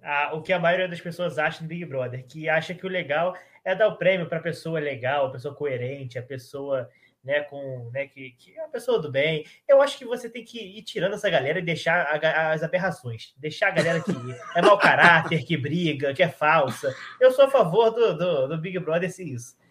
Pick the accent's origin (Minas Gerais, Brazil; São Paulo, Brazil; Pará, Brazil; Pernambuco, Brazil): Minas Gerais, Brazil; Juiz de Fora; now in Resende, Brazil; sou nascido em Juiz de Fora